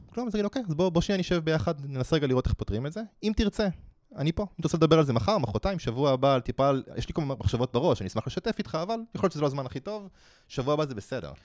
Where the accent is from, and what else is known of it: Israel